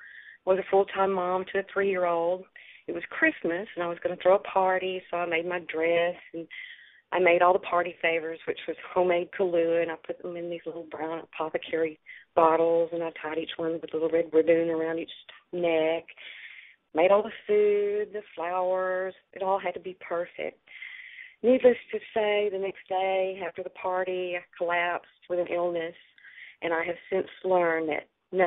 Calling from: Dallas, Texas, United States; I'm calling from Dallas, Texas.

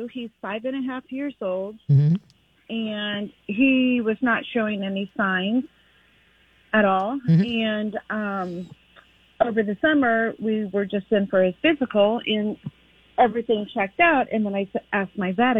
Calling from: Kansas City, Missouri, United States; I'm calling from Kansas City, so I know of Holistic that I went to.

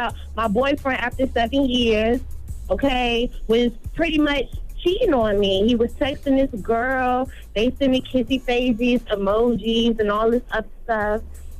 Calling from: Norfolk, Virginia, United States; I'm calling from Norfolk, Virginia.

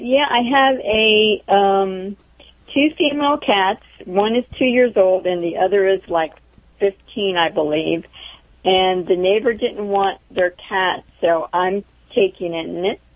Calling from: Crescent City, Florida, United States; I'm calling from Crescent City, Florida.

